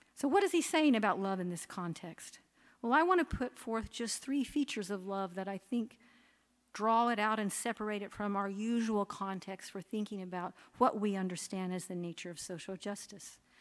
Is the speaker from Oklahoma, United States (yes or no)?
yes; Oklahoma, United States; moved away; I grew up in Oklahoma